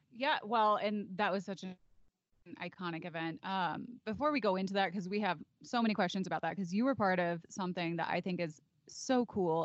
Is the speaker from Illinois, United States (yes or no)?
yes; Chicago, Illinois, United States; I'm also from the city. I'm from Chicago suburbs.